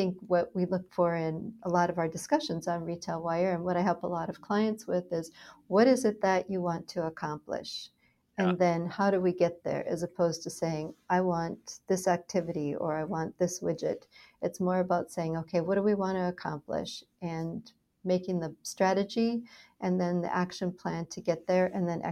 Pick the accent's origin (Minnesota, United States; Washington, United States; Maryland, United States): Minnesota, United States; moved away as an adult; also born or lived in Dallas, Texas / Philadelphia; now in San Diego, United States; I grew up in Minnesota, where it was cold, and I escaped to Dallas, Texas, as soon as I had a choice